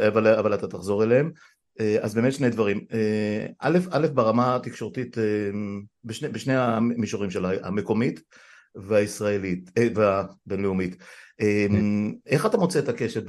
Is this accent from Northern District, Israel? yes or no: yes; Afula, Northern District, Israel; אני גדלתי בעפולה בשנות ה-60